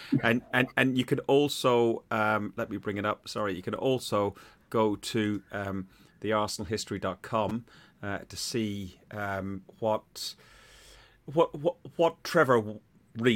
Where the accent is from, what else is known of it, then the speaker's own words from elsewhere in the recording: Athlone, Leinster, Ireland; My uncle played for Athlone Town, which is my hometown.